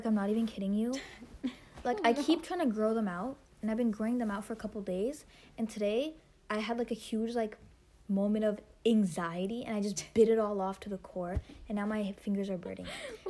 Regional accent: India; Okay, so the three of us, we're all, we're brown. We're Indian.

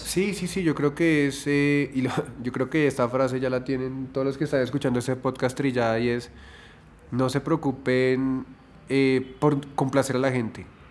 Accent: Colombia; nosotros, como colombianos, hemos sido educados

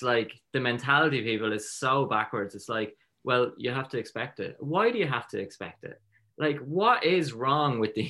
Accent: Drogheda, Leinster, Ireland; I grew up in Drogheda

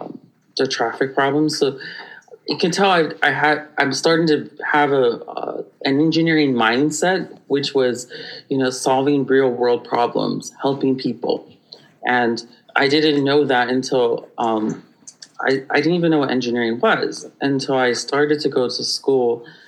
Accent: Waianae, Hawaii, United States; I'm from Waianae, and I went to the Hoku Elementary, then Waianae Intermediate.

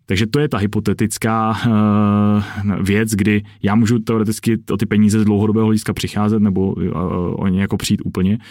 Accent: Czechia; jako Čech

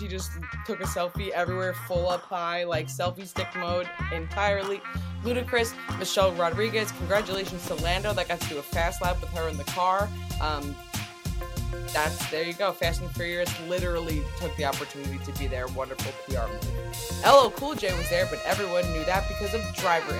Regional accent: Homestead, Florida, United States; a Florida boy born and raised in Homestead

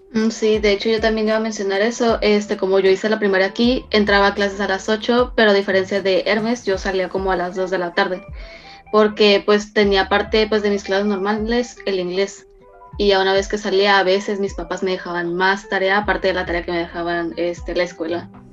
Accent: Mexico; also born or lived in China; yo en lo personal nací en China, pero este, tuve mi infancia y e hice mi educación básica aquí en México.

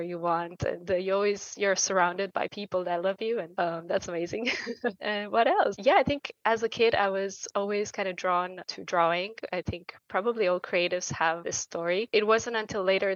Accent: Bucharest, Romania; moved away as an adult; now in Luxembourg; I grew up in Bucharest. So I'm a kind of a city kid.

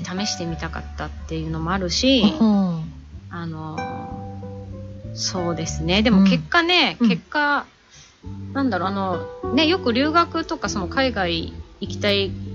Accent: Oyama, Tochigi, Japan; also born or lived in United States; 私は、はい、あのー、小山でね生まれ育った

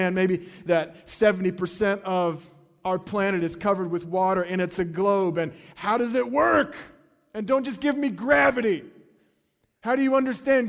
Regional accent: North Carolina, United States; I grew up in North Carolina and the ocean was pretty close to us

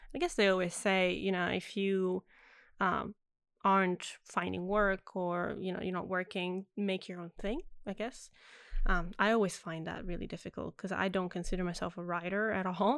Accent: Italy; first language Italian; English is a second language; now in Australia; I grew up in Italy, so mm. every movie was dubbed in Italian

